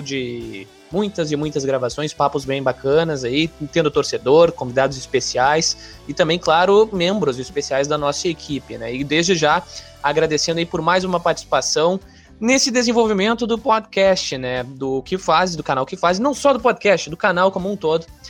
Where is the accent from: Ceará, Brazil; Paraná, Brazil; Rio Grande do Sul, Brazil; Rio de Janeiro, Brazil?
Rio Grande do Sul, Brazil; Porto Alegre; accent: porto-alegrense; o meu sotaque é o típico sotaque da Rodaica, né? O sotaque porto-alegrense.